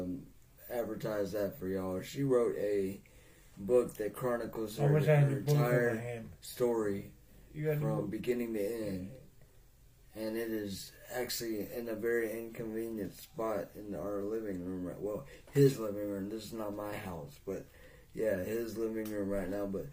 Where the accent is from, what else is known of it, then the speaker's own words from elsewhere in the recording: Jacksonville, Florida, United States; moved away; I'm originally from Jacksonville, Florida. I was born at what is now known as Shands